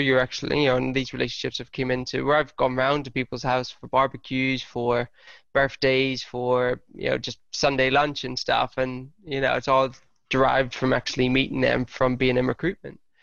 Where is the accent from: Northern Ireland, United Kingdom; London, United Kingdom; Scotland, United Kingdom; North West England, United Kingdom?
Northern Ireland, United Kingdom; Lurgan; moved away; also born or lived in Hertfordshire; my hometown, Lurgan.